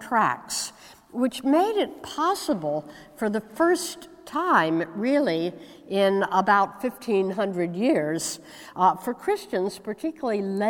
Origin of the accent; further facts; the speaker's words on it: United States; I hail from the United States